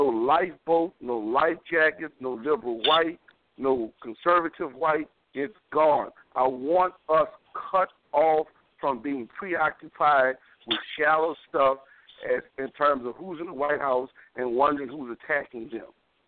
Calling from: New Orleans, Louisiana, United States; Yes, I'm calling from New Orleans.

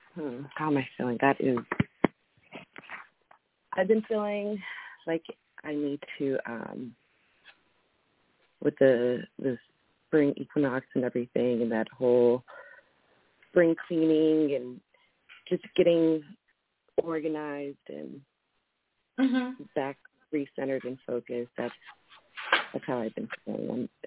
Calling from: Maryland, United States; I'm calling in from Maryland.

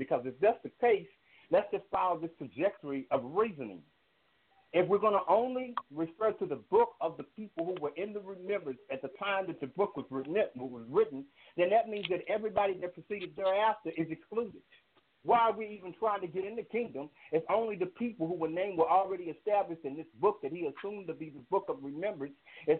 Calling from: Fort Worth, Texas, United States; I've called the show a number of times, so everybody's quite familiar with me. I'm calling from Fort Worth, Texas.

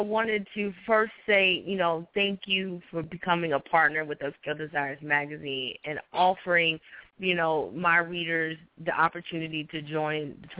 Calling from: North Carolina, United States; I'm calling from North Carolina.

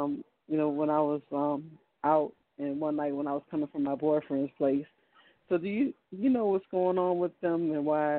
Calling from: Virginia, United States; I'm from Virginia.

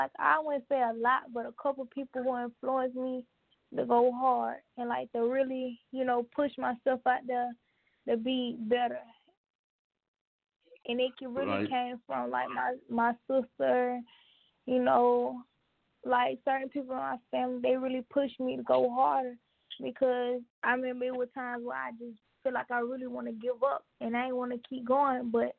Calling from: Atlanta, Georgia, United States; I'm calling from Atlanta, Georgia.

